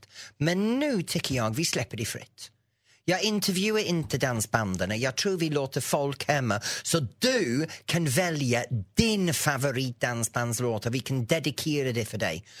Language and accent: Swedish; the north of England, United Kingdom; Swedish is a second language; now in Sweden; Jag kommer från norra England, ut på landet och, och i min trakt när vi växte upp